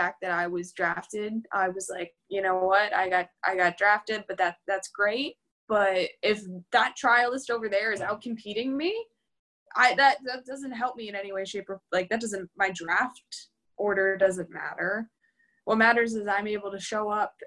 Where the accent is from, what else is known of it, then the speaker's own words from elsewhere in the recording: Pittsburgh, Pennsylvania, United States; moved away; I came from Western Pennsylvania, Pittsburgh